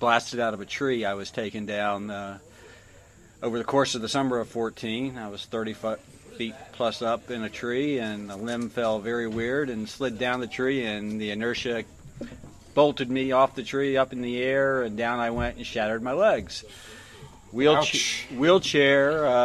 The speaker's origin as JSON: {"language": "English", "region": "Florida", "country": "United States", "said": "I'm from Florida. We got love bugs in Florida."}